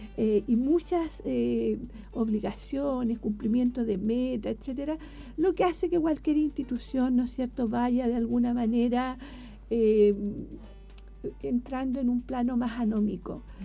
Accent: Angol, Araucanía, Chile; moved away as an adult; also born or lived in Concepción, Chile / Chillán, Chile; cuando yo viajaba desde Angol, que es mi ciudad natal

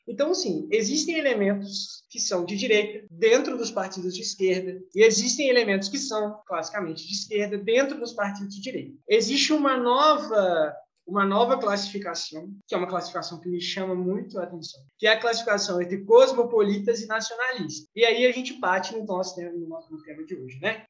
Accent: Brazil; nós brasileiros

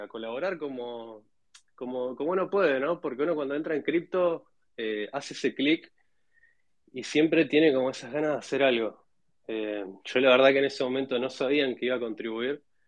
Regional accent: Neuquén, Argentina; also born or lived in Cutral Có, Neuquén; yo soy nacido en, en Neuquén, en una, una ciudad chica que se llama Cutralcó, pero después estuve viviendo gran parte de mi vida en Neuquén Capital

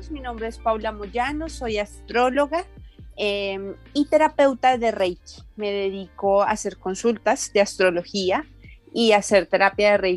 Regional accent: Bogotá, Colombia; now in Madrid, Spain; Sí, sí, sí, soy Rola.

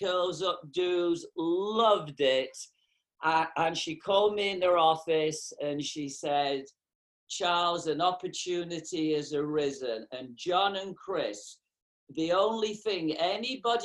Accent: England, United Kingdom; moved away; also born or lived in North America; I was growing up in England. I'm from England originally.

